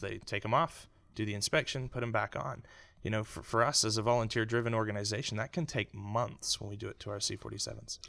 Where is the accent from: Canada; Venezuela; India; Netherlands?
Canada; also born or lived in Houston, Texas; now in United States; as a Canadian immigrant